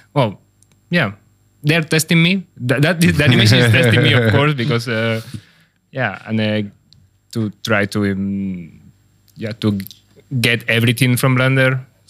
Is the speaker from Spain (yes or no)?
yes; Madrid, Community of Madrid, Spain; moved away as an adult